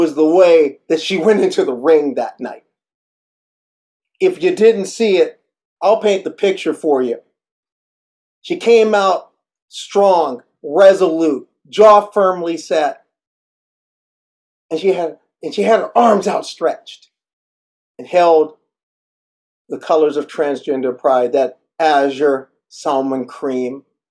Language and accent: English; Midwest, United States; also born or lived in Northeast United States; now in Northeast, United States; Being a Midwesterner, I never forgot how it is to drive with snow on the ground. Of course, living in the Northeast